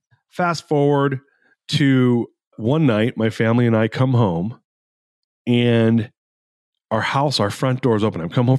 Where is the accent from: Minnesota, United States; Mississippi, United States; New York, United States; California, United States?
California, United States; Fullerton; also born or lived in Anaheim Hills; I grew up in Orange County, California, and I grew up in a middle-class neighborhood originally and moved in Fullerton, California, and then ended up moving to Anaheim Hills, California, which is more of an upper-middle-class area.